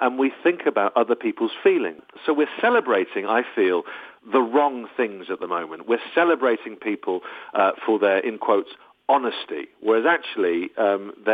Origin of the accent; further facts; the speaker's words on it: United Kingdom; also born or lived in Los Angeles, United States; I am very British.